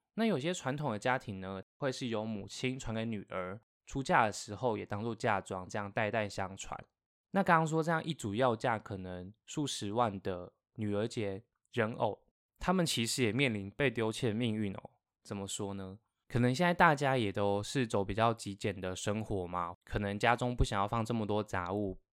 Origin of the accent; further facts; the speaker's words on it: Taiwan; 我们台湾人啊，端午节不是会吃粽子，然后中秋节会吃月饼